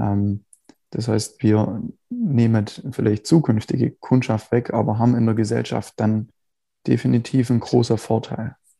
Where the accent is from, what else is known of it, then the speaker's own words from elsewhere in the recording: Biberach, Baden-Württemberg, Germany; Ja, ich äh, komme aus Biberach, also unterhalb von Ulm. Mhm. Ähm, wohne, also der Großteil meiner Zeit eigentlich schon immer hier